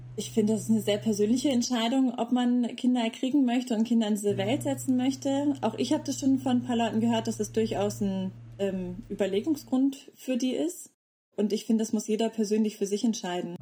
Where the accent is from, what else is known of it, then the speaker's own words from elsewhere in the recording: North Frisia, Schleswig-Holstein, Germany; moved away as an adult; also born or lived in Tanzania / Bayreuth; now in Leipzig, Germany; ich komme aus Nordfriesland